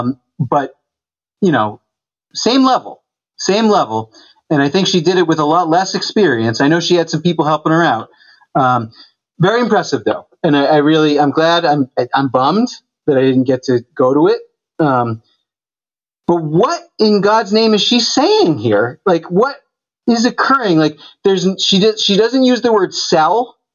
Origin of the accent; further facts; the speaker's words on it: Mason, New Hampshire area, United States; In the Monadnock region, Marty's driving range is like 7-8 minutes from my parents' house, from where I grew up.